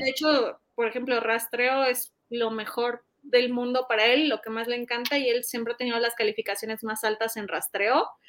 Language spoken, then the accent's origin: Spanish; Mexico; mi país